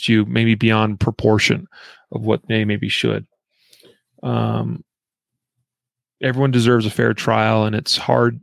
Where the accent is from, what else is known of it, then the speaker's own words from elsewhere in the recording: Idaho, United States; moved away; this comes from my home state.